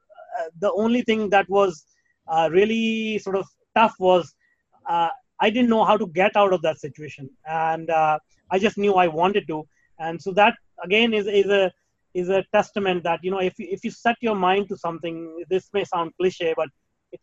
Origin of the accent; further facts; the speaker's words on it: India; moved away; Well, I was born in India. I was raised in India.